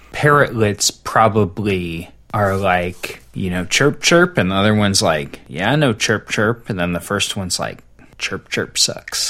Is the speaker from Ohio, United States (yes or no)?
yes; Cincinnati, Ohio, United States; I grew up on the east, the far, far east side of Cincinnati